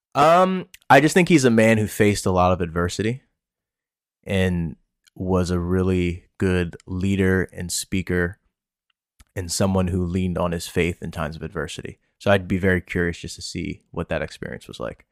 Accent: Pennsylvania, United States; also born or lived in Washington, D.C., United States / Bowie, Maryland, United States; I moved up to P A, where I am now

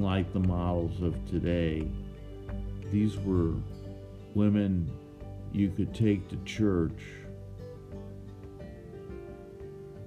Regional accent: Scottsdale, Arizona, United States; also born or lived in Hollywood; that wonderful little town that we grew up

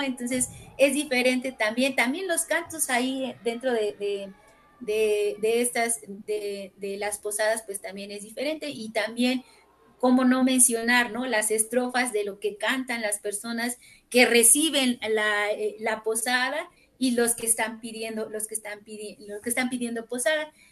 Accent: Amozoc, Puebla, Mexico; yo que soy de Amozoc y todavía lo considero un pueblo

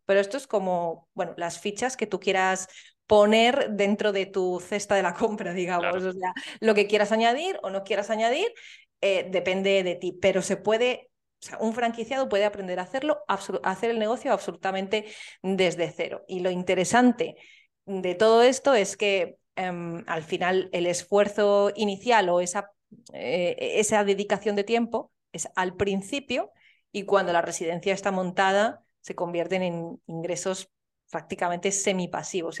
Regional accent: Soria, Castile and León, Spain; moved away; soy de Soria y es la ciudad más pequeña de España

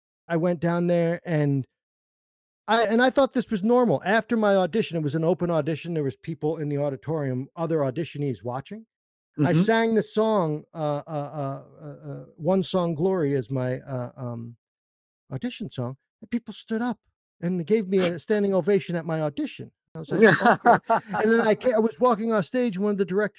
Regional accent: New York, United States; moved away; also born or lived in Vermont; I grew up in New York

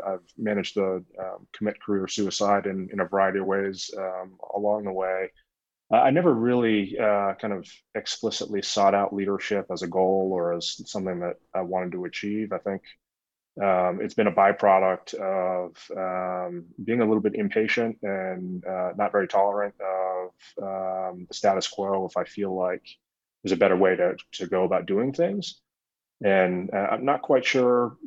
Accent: Boston, Massachusetts, United States; moved away as an adult; now in Colorado, United States; I was born in Boston, spent most of my life in Massachusetts, in a suburb of Boston

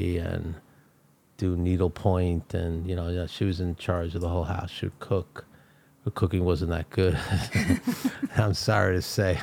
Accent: New York City, New York, United States; I grew up in Brooklyn, New York

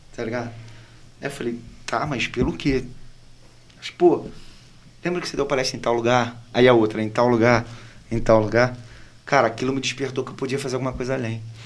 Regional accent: Angra dos Reis, Rio de Janeiro, Brazil; moved away as an adult; also born or lived in Barra; Quando eu vim para cá, eu vim de Angra. Eu sou angrense

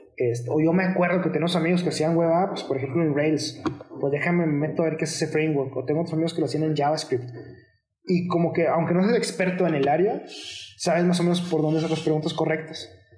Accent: Mexico; dos de los miembros somos mexicanos

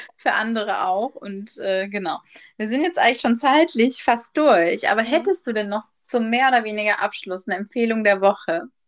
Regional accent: Germany; Bei uns in Deutschland

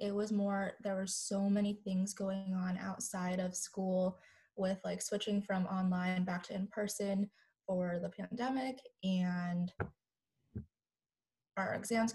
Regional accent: Arizona, United States; moved away as an adult; now in South Carolina, United States; I'm originally from Arizona, but I've moved over to South Carolina to go to medical school

